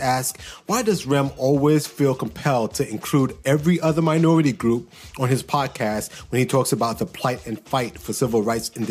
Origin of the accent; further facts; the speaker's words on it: United States; I'm brown-skinned, I'm American